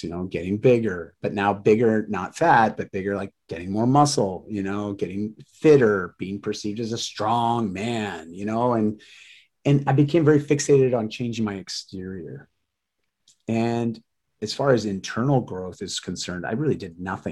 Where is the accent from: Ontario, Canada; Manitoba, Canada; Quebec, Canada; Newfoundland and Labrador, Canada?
Ontario, Canada; moved away as an adult; also born or lived in Vancouver; I moved from Ontario to Vancouver at 18